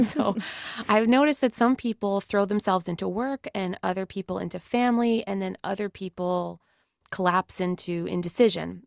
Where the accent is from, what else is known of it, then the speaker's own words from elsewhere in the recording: Canada; we're Canadian